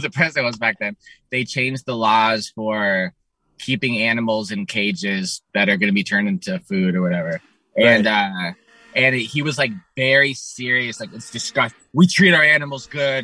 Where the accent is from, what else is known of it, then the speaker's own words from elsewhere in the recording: San Diego, California, United States; I'm a Jew from San Diego